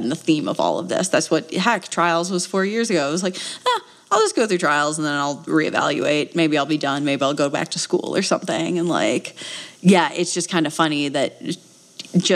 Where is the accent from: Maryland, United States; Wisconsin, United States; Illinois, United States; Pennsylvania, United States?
Wisconsin, United States; now in Flagstaff, United States; I am from Wisconsin originally